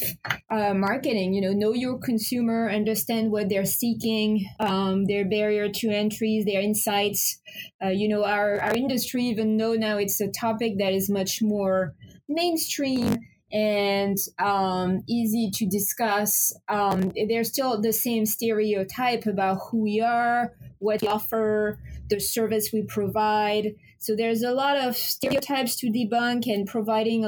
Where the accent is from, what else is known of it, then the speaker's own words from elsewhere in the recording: France; moved away as an adult; also born or lived in Paris, France; now in Portland, United States; I'm originally from France and I live in Maine now for 18 years. Relocated from Paris, France to Portland, Maine.